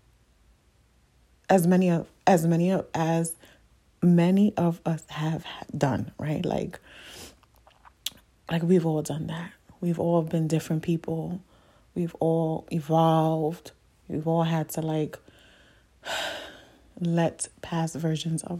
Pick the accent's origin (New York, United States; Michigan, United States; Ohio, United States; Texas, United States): New York, United States; New York City; moved away as an adult; I'm from the Bronx. Like, the Bronx is me, okay? Like, I've been in the Bronx all of my life